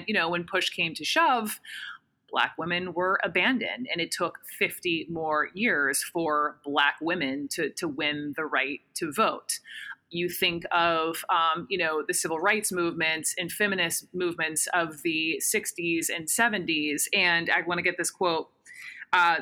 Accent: Atlanta, Georgia, United States; White woman, upper middle class, born and raised in Atlanta, Georgia.

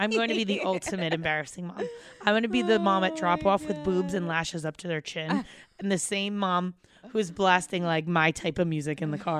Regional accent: New Jersey, United States; And I grew up in Jersey.

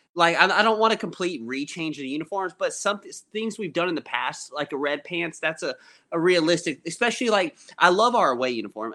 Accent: Gwinnett County, Georgia, United States; you and I grew up in Gwinnett

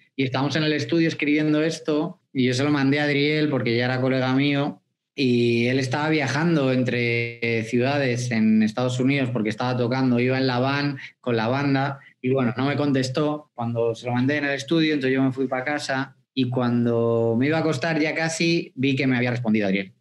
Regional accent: Spain; en España pronunciamos mucho la Z y pronunciamos mucho la J

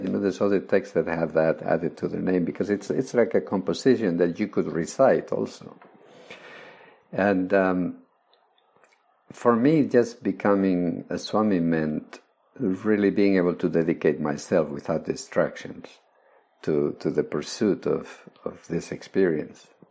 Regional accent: Spain; I was born in Spain. I grew up during Franco's days

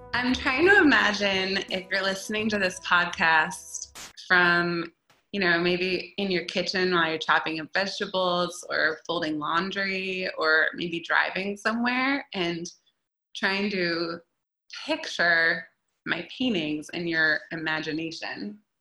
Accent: Eugene, Oregon, United States; now in Portland, United States; I grew up down in Eugene, and I've been in Portland now for over a decade

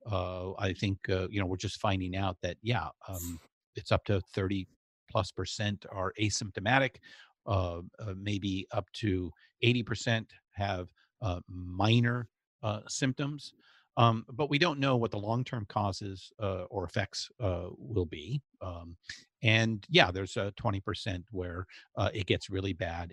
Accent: Southern California, United States; growing up in Southern California

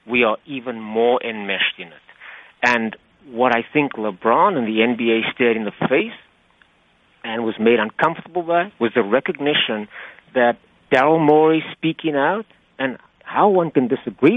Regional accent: Cape Town, Western Cape, South Africa; moved away as an adult; now in United States; I grew up in Cape Town, South Africa, and I played actively as a boy and as a young man

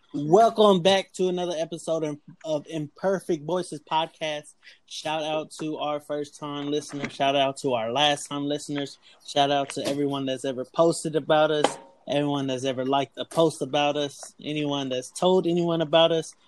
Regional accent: Texas, United States; we're all from Texas

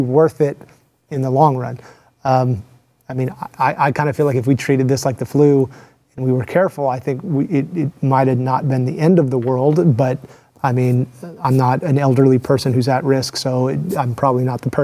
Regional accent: Texas, United States; as a Texan, as an American

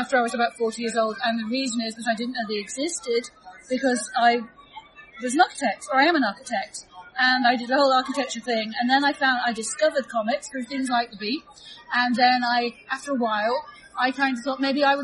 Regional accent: London, United Kingdom; I'm from London.

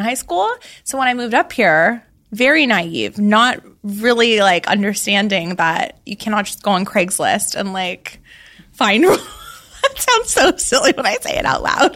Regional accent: Laguna Beach, California, United States; I grew up in Laguna Beach, California, where the show took place.

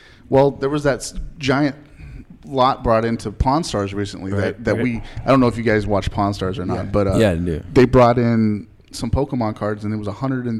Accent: Springtown, Texas, United States; Where I played football out in Springtown, Texas

